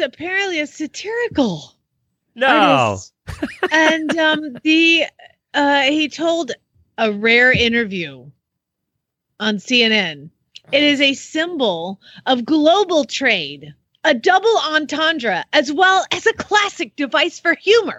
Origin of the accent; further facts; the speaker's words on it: Atlanta, Georgia, United States; Atlanta, the ATL, my hometown